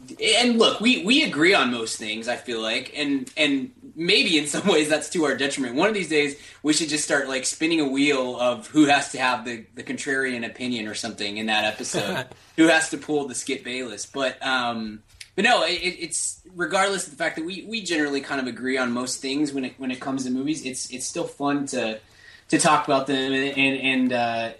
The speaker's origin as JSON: {"language": "English", "town": "Dallas", "region": "Texas", "country": "United States", "tie": "born or raised there", "said": "I'm from Dallas, Fort Worth."}